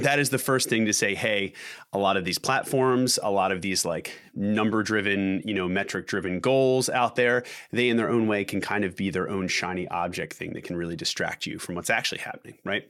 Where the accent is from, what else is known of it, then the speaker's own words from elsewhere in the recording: Philadelphia, Pennsylvania, United States; we're from Philadelphia